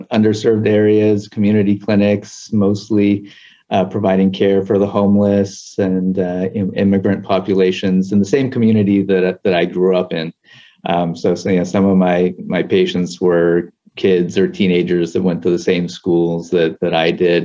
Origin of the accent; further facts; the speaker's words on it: Culver City, California, United States; also born or lived in Los Angeles, California; Born and raised in Southern California, initially around the MacArthur Park area, west of downtown, but most of my schooling and junior or senior high school was all in Culver City